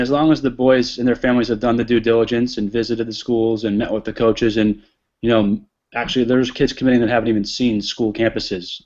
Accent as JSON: {"language": "English", "region": "New England", "country": "United States", "tie": "born or raised there", "moved": "yes", "said": "I grew up in New England"}